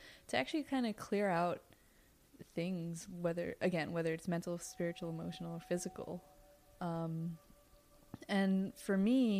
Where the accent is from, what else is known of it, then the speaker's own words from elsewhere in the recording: Trinidad & Tobago; moved away; Growing up, I'm West Indian. I'm from Trinidad. And in Trinidad, we have healers. Like, I grew up with this type of work